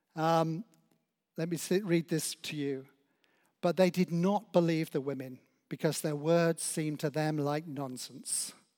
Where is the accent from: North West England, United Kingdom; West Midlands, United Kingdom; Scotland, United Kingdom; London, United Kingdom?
West Midlands, United Kingdom; Oswestry; now in Claygate, United Kingdom; as a child growing up in Oswestry in Shropshire